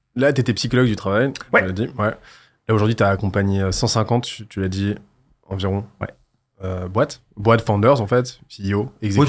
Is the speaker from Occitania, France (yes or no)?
yes; Toulouse, Occitania, France; Parce que je viens de Toulouse